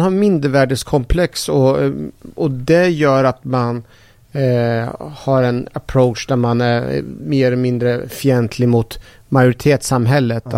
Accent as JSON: {"language": "Swedish", "country": "Sweden", "said": "Jag är så jäkla svensk så jag kan inte ens min eh, eh persiska kultur"}